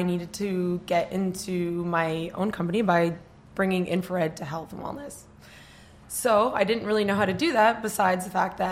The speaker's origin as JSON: {"language": "English", "country": "Canada", "moved": "yes", "lives_now": "New York, United States", "said": "I'm from Canada, and I've been in New York for 10 years"}